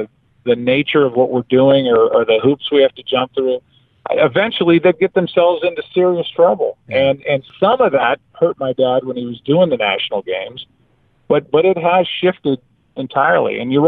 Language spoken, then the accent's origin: English; Florida, United States; I was born in Florida.